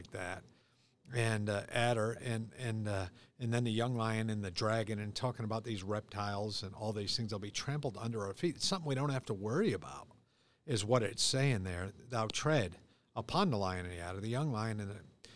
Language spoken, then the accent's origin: English; United States; I'm an American